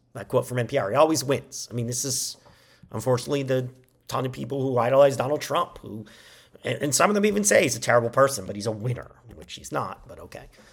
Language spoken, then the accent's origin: English; United States; we as Americans